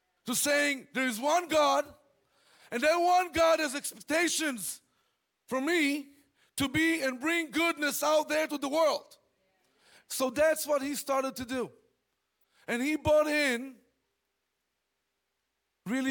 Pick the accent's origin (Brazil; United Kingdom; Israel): Israel; moved away; I was born and raised in Israel